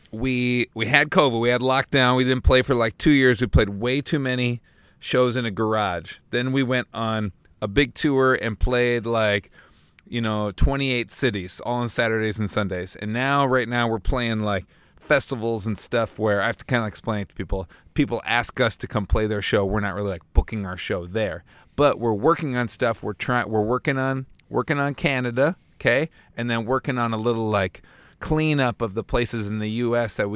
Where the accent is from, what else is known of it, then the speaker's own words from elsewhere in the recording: Bloomington, United States; I'm nervous. I'm pretty hungry. I'd like a snack. And I'm from Bloomington.